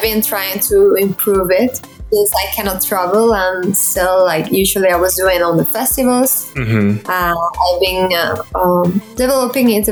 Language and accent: English; Seville, Andalusia, Spain; now in Malaga, Spain; So I'm originally from Sevilla, but now I'm living in Malaga